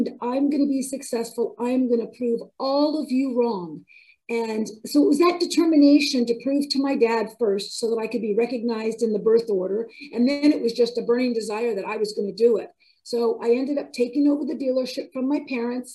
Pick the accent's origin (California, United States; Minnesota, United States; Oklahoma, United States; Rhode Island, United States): California, United States; moved away as an adult; also born or lived in Ohio; I relocated from California to Ohio, where his dealership was. And, you know, darn it, if I didn't have to start all over again, I had just spent all those years earning the respect as a competent dealer in my hometown